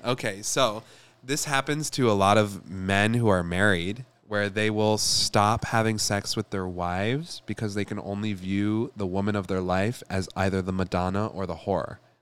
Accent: Michigan, United States; I'm from Michigan, and we have the biggest Lebanese population

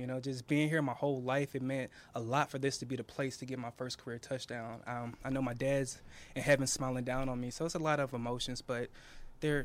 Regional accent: Houston, Texas, United States; moved away; I'm from Houston. I went to Rice University. I went to Crosby High School.

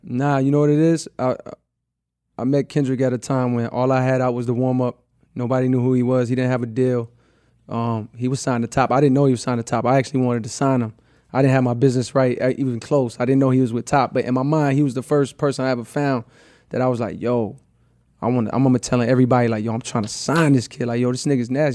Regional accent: the South, United States; I'm from the South, so it's like I came up around …

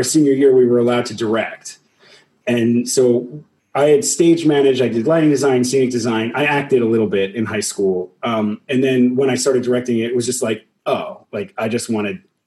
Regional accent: Long Island, New York, United States; I grew up on Long Island, and I had this amazing theater program in my high school

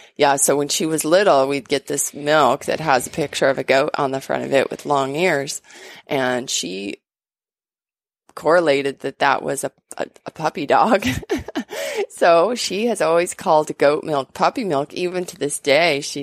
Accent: Montana, United States; now in Washington, United States; my home state

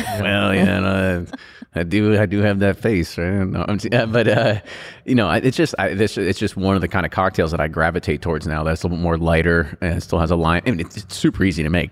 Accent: Louisville, Kentucky, United States; we call ourselves, like, Louisvillians.

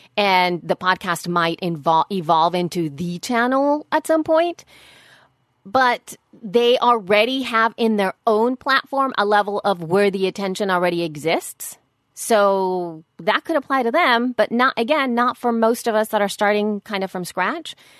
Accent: El Salvador; moved away; I was raised in El Salvador

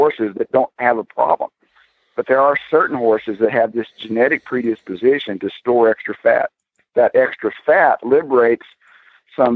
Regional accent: Texas, United States; accent: southern; also born or lived in Florida; now in Wilder, United States; I'm from Texas

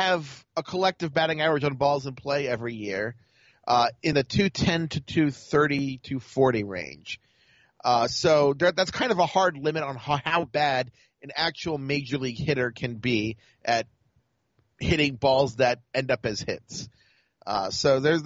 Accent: Baltimore, Maryland, United States; I'm from Baltimore

